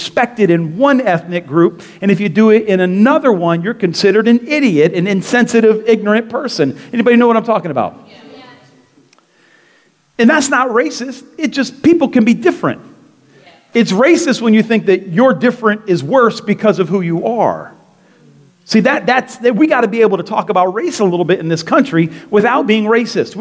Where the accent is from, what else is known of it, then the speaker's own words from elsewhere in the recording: Delray Beach, Florida, United States; I grew up in Delray